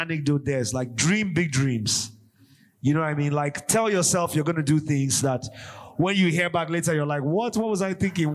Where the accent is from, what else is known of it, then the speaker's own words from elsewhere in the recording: Jos, Plateau, Nigeria; we're from Joss. We're like just kids.